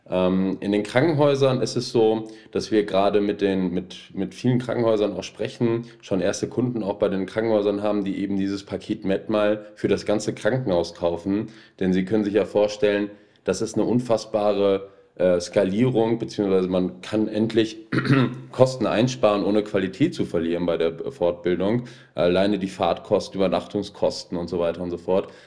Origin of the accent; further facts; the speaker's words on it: Essen, North Rhine-Westphalia, Germany; Ich bin Essener, äh, hier groß geworden und ähm, ähnlich wie Sie, dem Ruhrgebiet dann irgendwie doch sehr zugewandt.